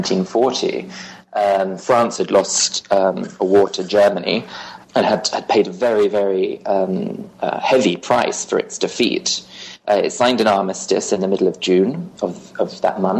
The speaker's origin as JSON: {"language": "English", "region": "London", "country": "United Kingdom", "tie": "born or raised there", "said": "I grew up in London and I went to a regular high school"}